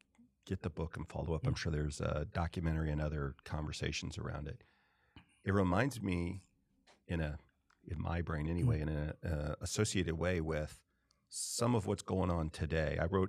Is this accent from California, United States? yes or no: yes; California, United States; moved away; where I grew up primarily in California. It was different to a large degree than the South that I moved to.